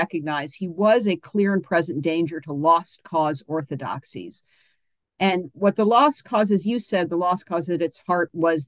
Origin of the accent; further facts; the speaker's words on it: Charlottesville, Virginia, United States; I'm from Charlottesville, Virginia.